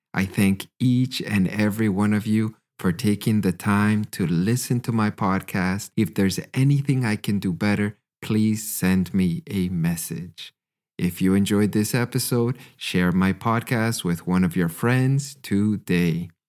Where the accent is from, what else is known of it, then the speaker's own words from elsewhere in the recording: Western Canada, Canada; moved away as an adult; also born or lived in Hanover, Germany; now in Freiburg, Germany; I'm originally from Canada. I've been living in Germany for about six years now